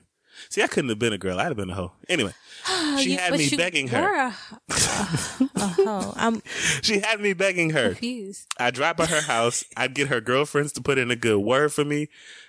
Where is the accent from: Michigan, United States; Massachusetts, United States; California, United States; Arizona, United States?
Arizona, United States; Scottsdale; I'm from Scottsdale. We mispronounce stuff on purpose.